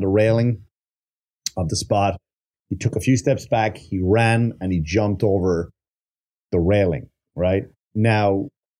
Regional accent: Wexford, Leinster, Ireland; Wexford colors, my hometown.

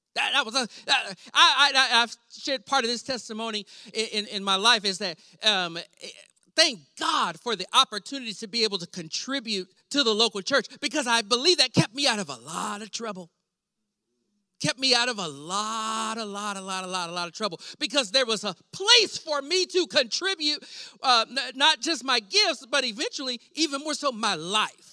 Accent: Weatherford, Texas, United States; I grew up in Weatherford, Texas, a small town

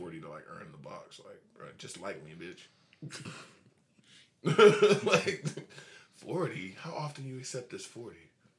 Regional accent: Georgia, United States; Coming from a Cash County nigga. I'm from Cash County.

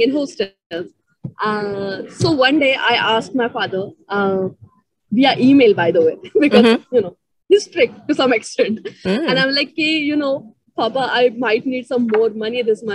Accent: Ahmednagar, Maharashtra, India; also born or lived in Pune; I'm from Ahmednagar, which is like 3 hours away from Pune. So I've studied till 10th. I was in Marathi medium schools.

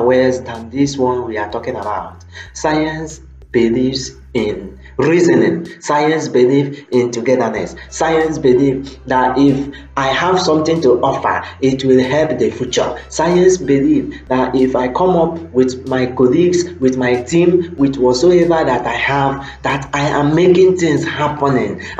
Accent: Nigeria; as an African man, as a Nigerian

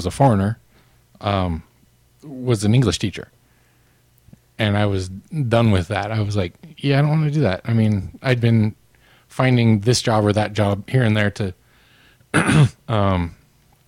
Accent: Missoula, Montana, United States; moved away as an adult; also born or lived in Japan; It's in my hometown, and you know, I neglected my mother for enough years, so I moved into her basement bedroom, my old bedroom

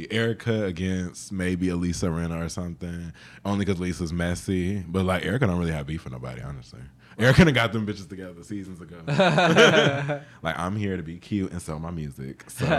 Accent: Jamaica; I'm black. I'm Jamaican. I'm very like direct.

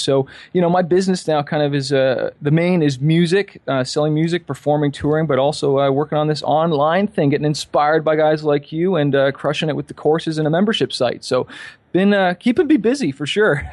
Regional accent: Toronto, Ontario, Canada; also born or lived in California; I'm from Toronto, Canada

